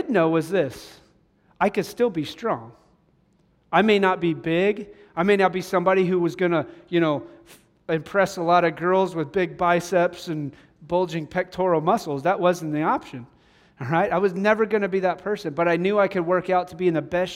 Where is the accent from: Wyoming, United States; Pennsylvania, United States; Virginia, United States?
Wyoming, United States; Cheyenne; moved away; Growing up in Cheyenne, Wyoming, we had the C-130s were right there